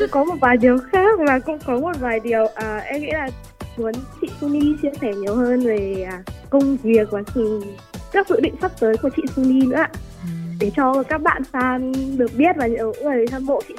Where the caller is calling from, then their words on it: Hanoi, Vietnam; Em em ở Hà Nội.